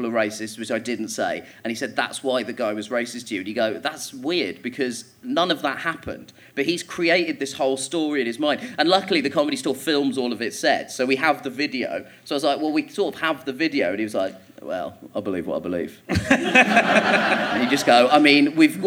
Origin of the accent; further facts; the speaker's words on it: Croydon, London, United Kingdom; also born or lived in Orpington; I grew up in Croydon, which is a shithole.